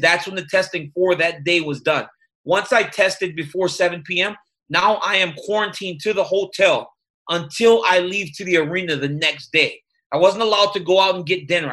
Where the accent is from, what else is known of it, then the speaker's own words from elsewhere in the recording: Louisiana, United States; i grew up in louisiana